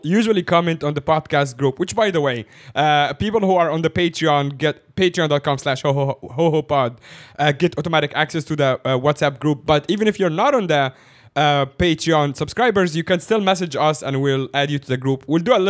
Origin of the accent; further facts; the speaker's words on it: Egypt; I'm from Egypt